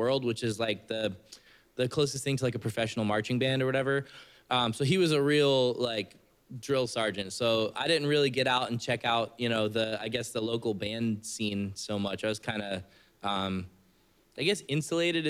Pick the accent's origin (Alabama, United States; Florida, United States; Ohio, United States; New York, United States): Florida, United States; Oldsmar; also born or lived in Tarpon Springs, Florida; I grew up in Tarpon, well, Oldsmar. It's a little bit west of here by like Palm Harbor kind